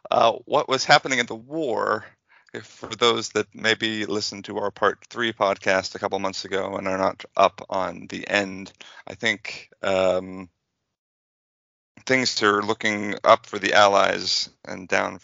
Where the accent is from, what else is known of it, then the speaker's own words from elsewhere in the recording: United States; I'm an American.